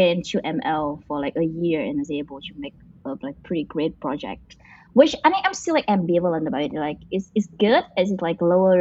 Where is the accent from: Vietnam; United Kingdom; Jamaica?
Vietnam; now in United States; I come from a village in Vietnam